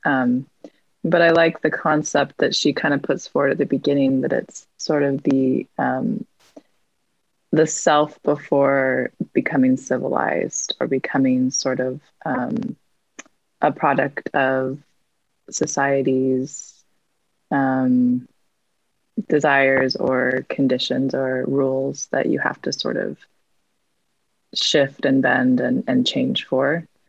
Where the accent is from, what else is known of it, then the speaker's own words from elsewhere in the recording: Salt Lake City, Utah, United States; I grew up in Salt Lake and I currently live in Salt Lake as well.